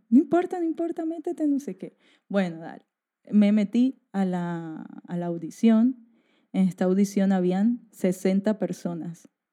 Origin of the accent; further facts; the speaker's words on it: Barranquilla, Atlántico, Colombia; moved away as an adult; now in Spain; yo vengo de Barranquilla, que queda en Colombia, que es la costa